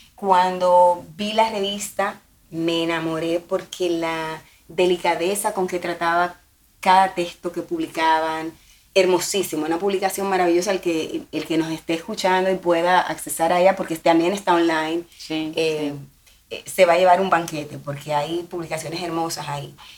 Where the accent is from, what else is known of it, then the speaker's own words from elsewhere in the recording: Santo Domingo, Distrito Nacional, Dominican Republic; moved away as an adult; now in Miami, United States; soy dominicana de Santo Domingo, una ciudad que también tiene mar